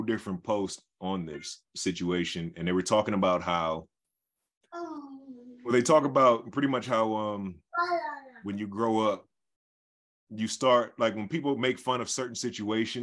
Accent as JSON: {"language": "English", "town": "Detroit", "region": "Michigan", "country": "United States", "tie": "born or raised there", "said": "growing up in Detroit"}